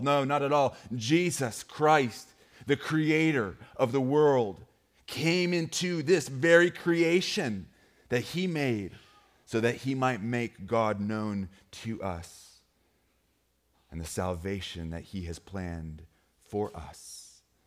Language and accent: English; Great Falls, Montana, United States; moved away; I grew up in Great Falls, Montana